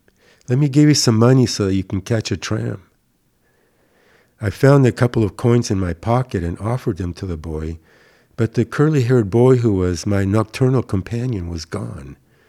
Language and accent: English; Burbank, California, United States; from Hollywood, Burbank, California.